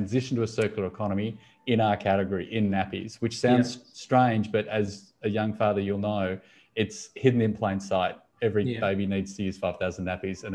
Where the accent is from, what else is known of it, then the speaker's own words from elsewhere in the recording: Sydney, New South Wales, Australia; I'm from Sydney